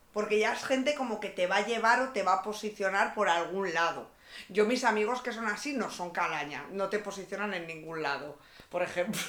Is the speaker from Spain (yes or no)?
yes; Cantabria, Spain; now in Madrid, Spain